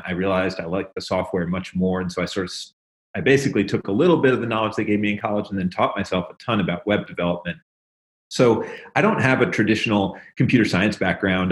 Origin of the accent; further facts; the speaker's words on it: Memphis, Tennessee, United States; I'm from Tennessee, and uh, the blues is very big. I actually grew up in Memphis